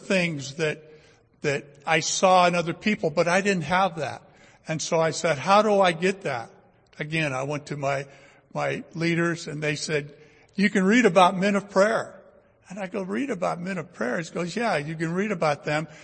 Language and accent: English; Fresno, California, United States; I was born and raised here in Fresno, went to Bullard High School, graduated from Fresno State